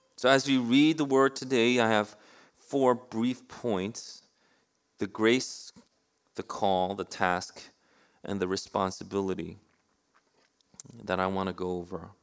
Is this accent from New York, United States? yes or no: yes; New York City, New York, United States; I grew up in New York City